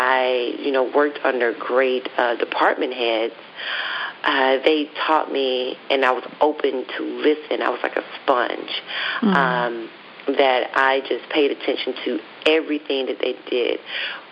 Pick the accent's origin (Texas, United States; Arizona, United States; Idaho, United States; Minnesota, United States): Texas, United States; Dallas; moved away as an adult; also born or lived in Atlanta; I'm originally from Dallas, Texas